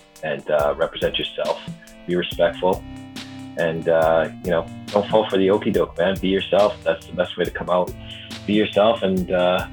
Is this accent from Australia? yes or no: no; Canada; being a Canadian MC and being a hip hopper from this part of the country